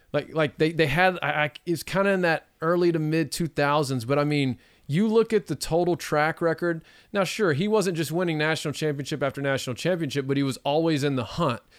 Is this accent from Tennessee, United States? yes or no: no; Texas, United States; my home state